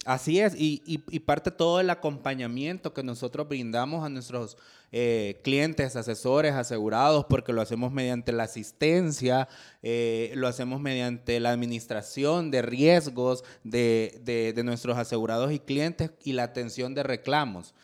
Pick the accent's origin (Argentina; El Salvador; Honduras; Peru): El Salvador; nuestro país